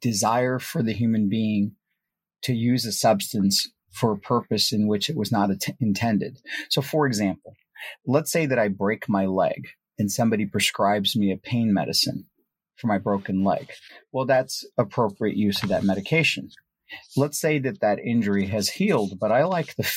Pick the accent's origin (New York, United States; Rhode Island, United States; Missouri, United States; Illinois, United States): Missouri, United States; St. Louis; also born or lived in Punjab, India; I grew up in India. I moved to the United States when I was about 9 years old. And when we moved to the U.S., I grew up in the urban downtown St. Louis area